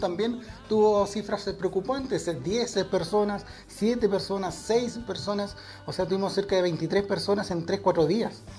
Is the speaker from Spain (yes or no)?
no; Chile; como buen chileno